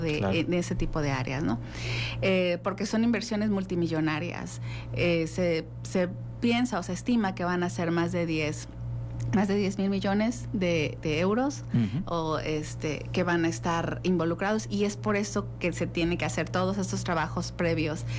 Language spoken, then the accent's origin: Spanish; Mexico; somos mexicanos, somos Wadi y estamos presentes en, esas instituciones